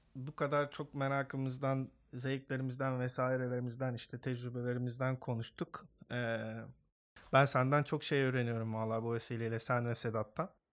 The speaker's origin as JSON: {"language": "Turkish", "region": "Istanbul", "country": "Turkey", "tie": "born or raised there", "also_born_or_lived": "Esenler, Istanbul", "moved": "yes", "said": "ilkokulu orada okudum."}